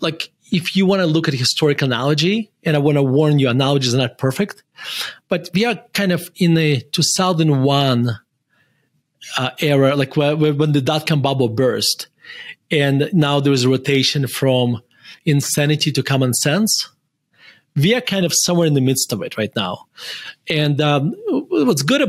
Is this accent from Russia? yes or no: yes; Murmansk, Murmansk Oblast, Russia; moved away as an adult; now in Denver, United States; I was born in Russia, and I used to say this, with pride that I'm from Russia